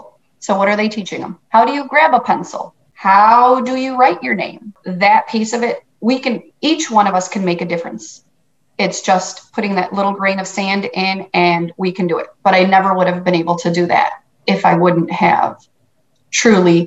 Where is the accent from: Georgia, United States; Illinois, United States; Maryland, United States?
Illinois, United States; Chicago; also born or lived in Guatemala; So I was born and raised in Chicago